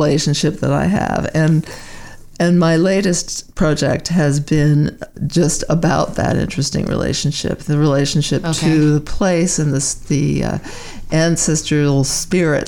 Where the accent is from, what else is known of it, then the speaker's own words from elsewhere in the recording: Baltimore, Maryland, United States; moved away as an adult; also born or lived in Saratoga Springs, New York; now in Canada; as a child, I grew up in Baltimore, Maryland